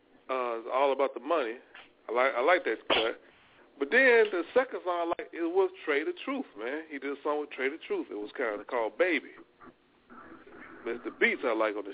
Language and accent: English; Louisiana, United States; I come from Louisiana